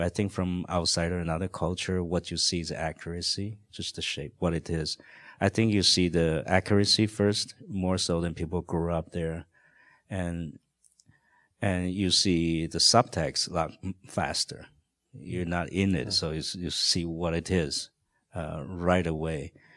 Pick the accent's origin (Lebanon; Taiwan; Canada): Taiwan; English is a second language; moved away; I grew up in Taiwan in a very protected kind of a atmosphere